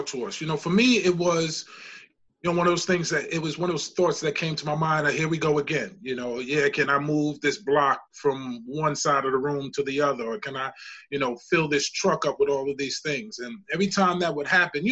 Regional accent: New York City, New York, United States; I'm originally from the Bronx, South Bronx, 167th and College Avenue.

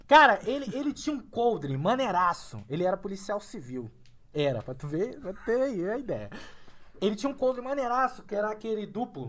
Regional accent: Rio de Janeiro, Brazil; now in São Paulo, Brazil; sou carioca

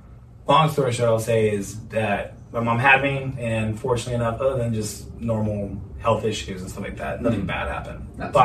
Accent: Fort Worth, Texas, United States; was actually conceived in Rhode Island and then birthed here. And, interesting story. I was born on the Navy base here out in Fort Worth, Carswell.

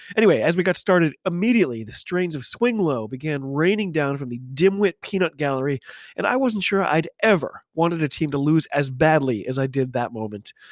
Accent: United States; I'm an American

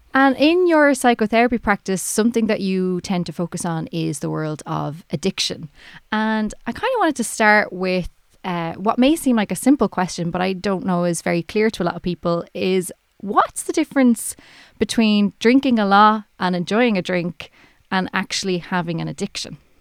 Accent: Ireland; I'm Irish

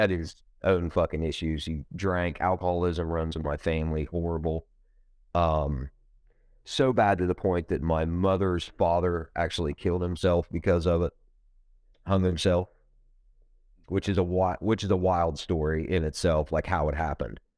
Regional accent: Ohio, United States; I'm from Ohio, um, you know, uh, I was born in Ohio, uh, I've been here my whole life.

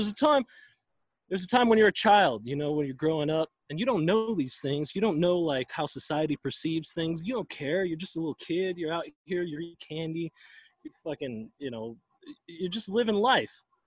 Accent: Minnesota, United States; now in Arizona, United States; I grew up in Minnesota

